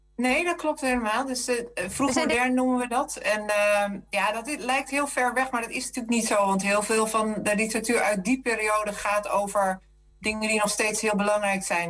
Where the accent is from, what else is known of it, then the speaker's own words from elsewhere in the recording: Zeeland, Netherlands; Voor mij als Zeeuw